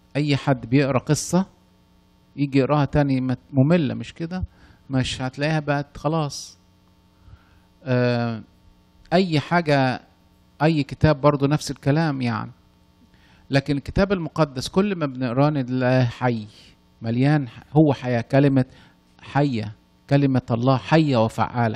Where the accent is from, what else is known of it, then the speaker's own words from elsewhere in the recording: Upper Egypt, Egypt; أنا من الصعيد أصلاً